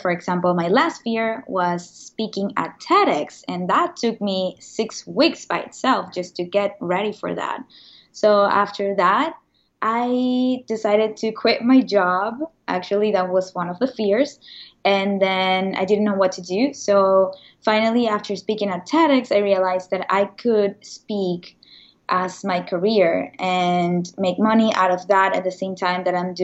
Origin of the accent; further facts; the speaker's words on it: Venezuela; moved away as an adult; now in New York, United States; I am originally from Venezuela. I moved to the States about 10 years ago